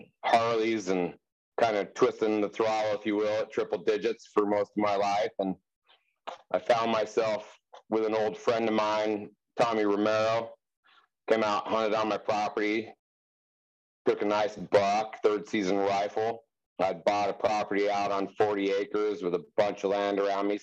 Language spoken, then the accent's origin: English; Wheat Ridge, Colorado, United States; now in Durango, United States; I was born and raised in Wheat Ridge, Colorado, on the Front Range near Denver